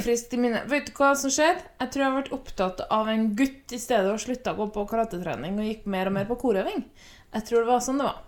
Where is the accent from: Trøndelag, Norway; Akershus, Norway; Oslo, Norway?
Trøndelag, Norway; accent: trøndersk; jeg er trønder